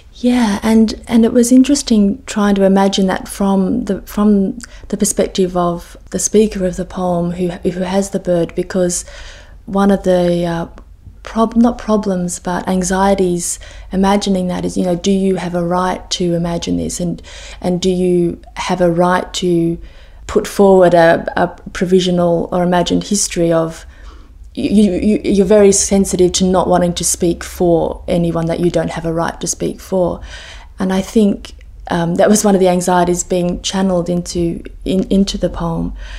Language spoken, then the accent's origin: English; Sydney, New South Wales, Australia; moved away as an adult; also born or lived in Cambridge; I grew up in Sydney